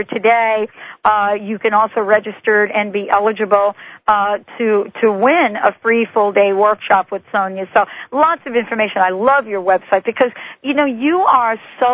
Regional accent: New York City, New York, United States; moved away; I grew up in the Bronx

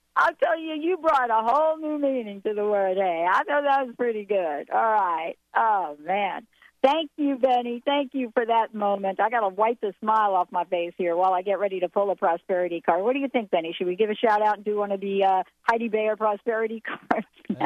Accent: New Jersey, United States; now in Washington, United States; I'm from New Jersey.

